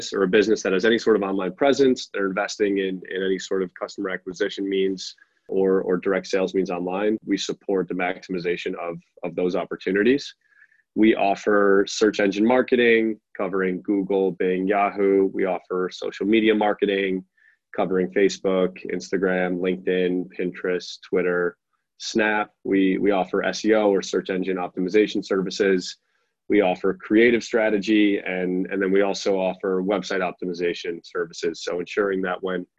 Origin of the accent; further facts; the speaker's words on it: Chicago, Illinois, United States; also born or lived in Norway; Grew up outside Chicago.